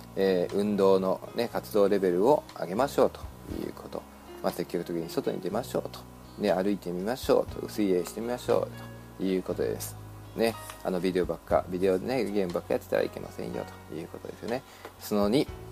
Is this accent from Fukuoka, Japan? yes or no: no; Shizuoka, Japan; now in Los Angeles, United States; 実家静岡ですから、静岡にはね、あの、やっぱり自分の弟も住んでいますし、うん、やっぱり自分の生まれ育った故郷といえば静岡